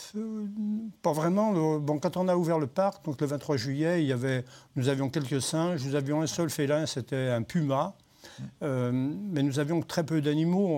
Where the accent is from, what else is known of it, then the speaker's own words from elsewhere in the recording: Saint-Joseph, Auvergne-Rhône-Alpes, France; also born or lived in Saint-Martin-en-Haut, Rhône; now in Saint-Martin-la-Plaine, France; Je, suis arrivé à Saint-Joseph euh, quand j'avais 7 ans